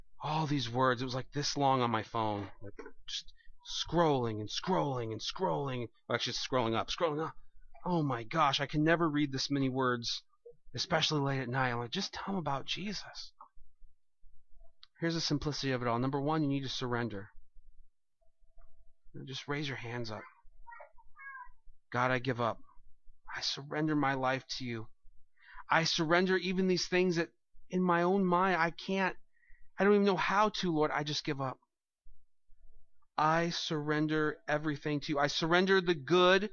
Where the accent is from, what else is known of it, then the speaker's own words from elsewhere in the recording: United States; I'm an American